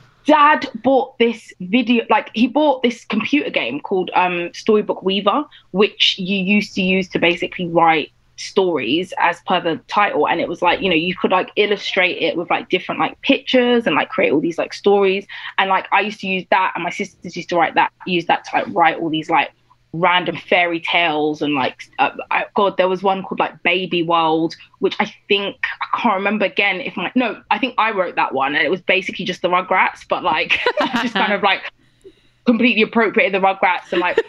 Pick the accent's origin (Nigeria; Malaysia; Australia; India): Nigeria; I guess I'm Nigerian, I knew that I had to do whatever I was going to do to like the best of my ability.